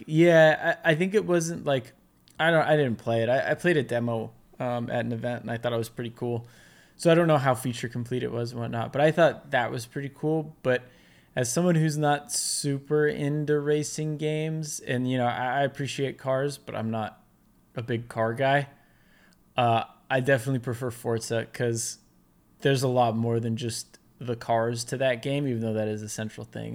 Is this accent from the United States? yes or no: yes; United States; I'm American